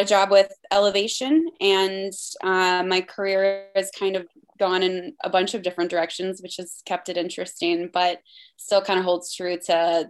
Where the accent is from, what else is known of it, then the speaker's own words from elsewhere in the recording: Maryland, United States; moved away as an adult; also born or lived in Pennsylvania; I was born in Maryland, grew up there. I lived there for the first 18 years of my life